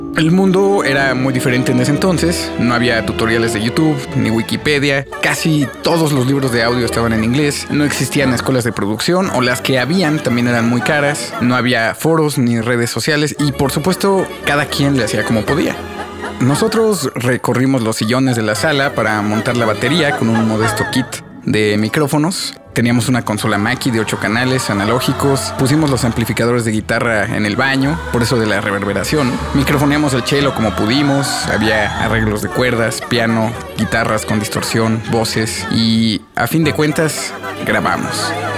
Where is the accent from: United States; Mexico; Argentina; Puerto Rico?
Mexico; Mexico City; soy un músico chilango